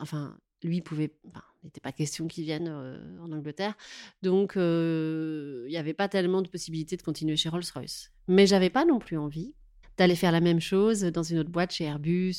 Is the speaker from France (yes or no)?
yes; Touraine, Centre-Val de Loire, France; moved away as an adult; also born or lived in Paris region / Tours; now in Paris, France; je suis née en région parisienne, mais j'ai grandi en Touraine.